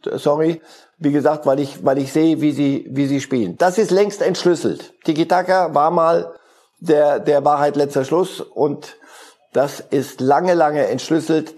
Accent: Switzerland; Als Schweizer

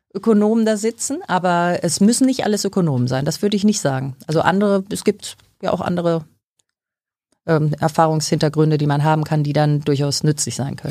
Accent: Dortmund, North Rhine-Westphalia, Germany; wurde in ähm, Dortmund geboren. Ja, ich bin da ähm, also aufgewachsen

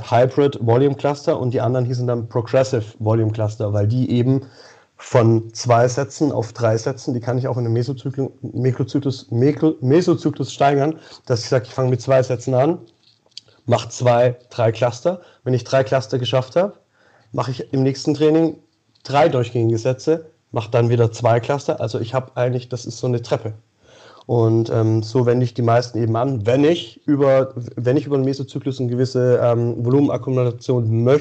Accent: Xanten, North Rhine-Westphalia, Germany; Äh, Xanten, Nordrhein-Westfalen, Niederrhein.

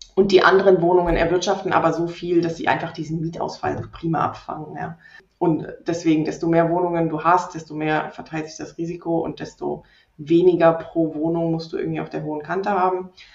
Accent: Rhineland, Germany; moved away as an adult; now in Leipzig, Germany; ich komme allerdings ursprünglich aus dem Rheinland, bin dort aufgewachsen

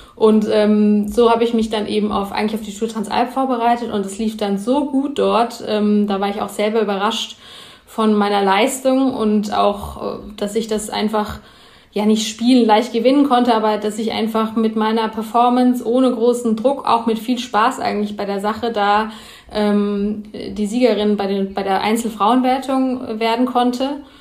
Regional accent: Heppenheim, Hesse, Germany; Also ich komme aus äh, Heppenheim, das liegt zwischen Frankfurt und Heidelberg eigentlich so in der Mitte, im Hessen

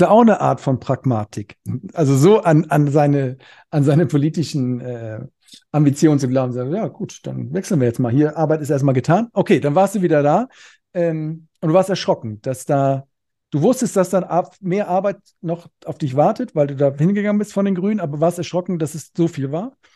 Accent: Cologne, North Rhine-Westphalia, Germany; ich komme hier aus Köln

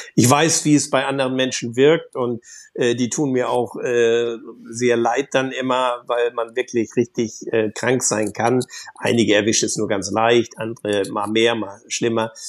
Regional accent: Germany; ich bin an der Nordsee groß geworden, überwiegend

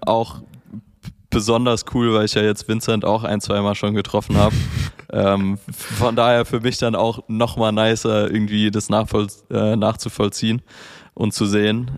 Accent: Mainz, Rhineland-Palatinate, Germany; now in Berlin, Germany; ich komme ursprünglich aus Mainz

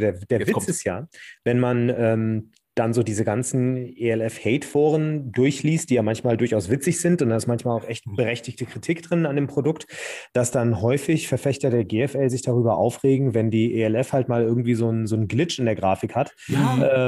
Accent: Hesse, Germany; accent: Hessian; ich selber bin ja Hesse

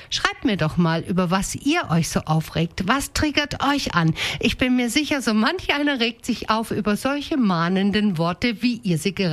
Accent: Denkingen, Baden-Württemberg, Germany; Zum Beispiel rege ich mich unfassbar auf, wenn die Leute in meinem Heimatdorf Denkingen mit einem Affenzahn den Landwirtschaftsweg benutzen

